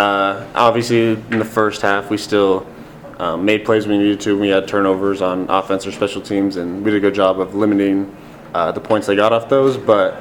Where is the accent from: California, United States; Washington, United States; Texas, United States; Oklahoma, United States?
Washington, United States; moved away; I'm from Washington